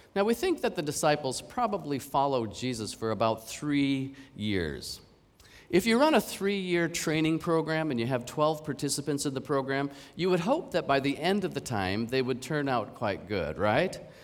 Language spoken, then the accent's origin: English; Canada; now in Hong Kong; I'm from Canada